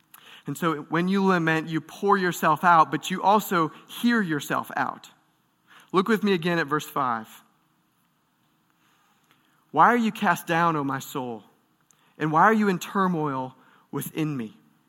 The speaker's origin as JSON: {"language": "English", "region": "Michigan", "country": "United States", "tie": "born or raised there", "said": "I grew up in Michigan, just outside of Detroit"}